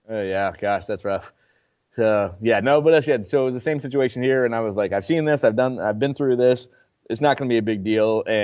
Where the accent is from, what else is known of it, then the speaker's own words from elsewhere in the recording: Mill City, United States; there's no way I would give her the freedom that I would ha- that I had growing up in Mill City.